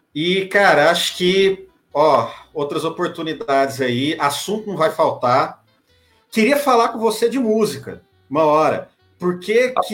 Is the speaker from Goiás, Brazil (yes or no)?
yes; Santa Helena de Goiás, Goiás, Brazil; Santa Helena, que é perto, que é, que é a cidade que meus pais moram, é onde eu nasci e cresci